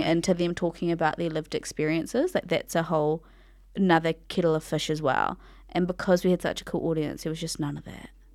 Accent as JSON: {"language": "English", "area": "Ngāti Kahu ki Whangaroa", "region": "Northland", "country": "New Zealand", "said": "I'm from Ngāti Kahu Ki Whangaroa"}